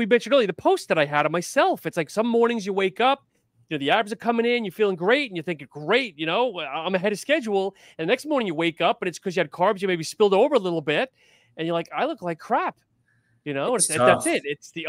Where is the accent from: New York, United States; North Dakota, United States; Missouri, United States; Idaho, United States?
New York, United States; I'm a New Yorker.